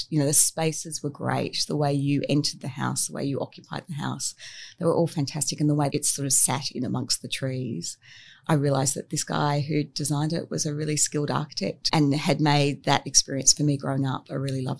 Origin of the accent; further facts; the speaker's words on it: Australia; moved around a lot when I was growing up. I grew up in Sydney, Perth, Melbourne